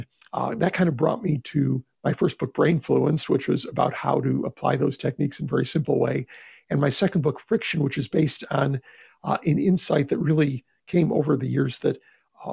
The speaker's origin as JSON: {"language": "English", "region": "Texas", "country": "United States", "said": "my home state of Texas"}